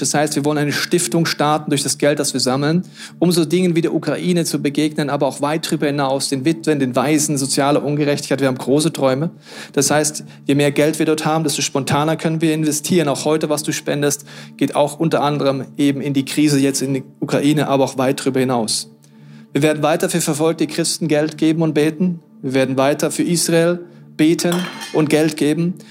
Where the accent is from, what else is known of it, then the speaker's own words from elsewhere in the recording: Germany; als Deutsche